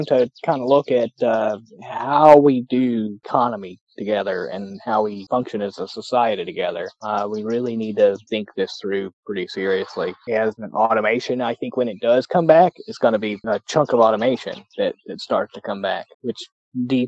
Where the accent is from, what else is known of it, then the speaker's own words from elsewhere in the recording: Kentucky, United States; I grew up on bluegrass. I grew up in Kentucky